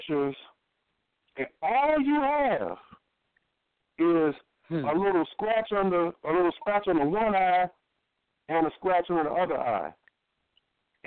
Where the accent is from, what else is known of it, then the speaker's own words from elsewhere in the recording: Chicago, Illinois, United States; I'm born and raised in Chicago, from Chicago.